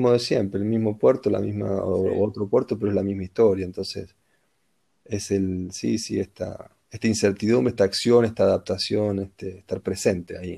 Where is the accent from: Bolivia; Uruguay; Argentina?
Argentina; first language Spanish; moved away as an adult; also born or lived in India; now in Germany; no soy ni nacionalista, ni me siento argentino, ni soy argentino, nací en Argentina